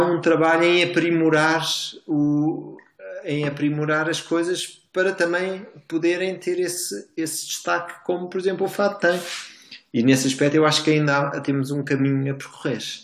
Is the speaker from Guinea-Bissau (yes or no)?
no; Portugal; nós somos portugueses